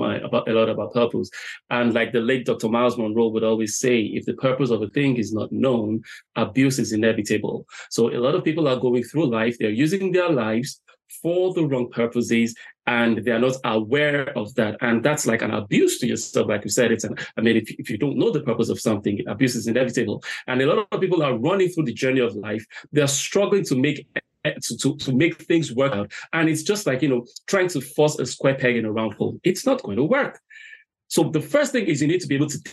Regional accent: Nigeria; moved away as an adult; now in Ireland; I'm originally from Nigeria, relocated here to Ireland late

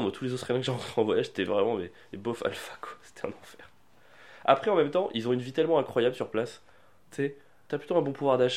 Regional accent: France; je suis français

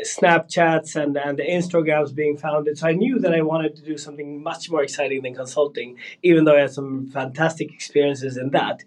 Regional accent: Sweden; Born and raised in Sweden with parents with a heritage from Punjab.

